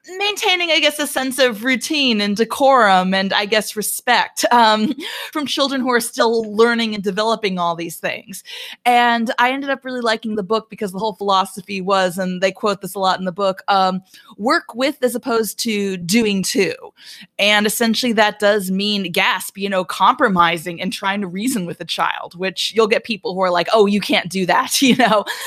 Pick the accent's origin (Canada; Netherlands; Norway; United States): United States; Albuquerque, New Mexico; now in Atlanta, United States; I grew up in Albuquerque, New Mexico